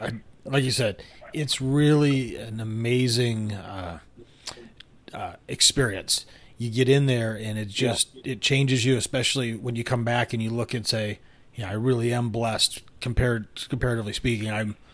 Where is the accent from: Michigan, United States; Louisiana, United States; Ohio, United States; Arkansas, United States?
Michigan, United States; now in South Texas, United States; when I was a kid growing up in Michigan